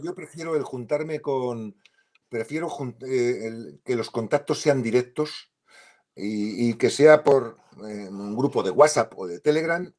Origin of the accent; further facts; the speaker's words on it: Spain; En España decimos mucho, usamos la expresión me va la marcha.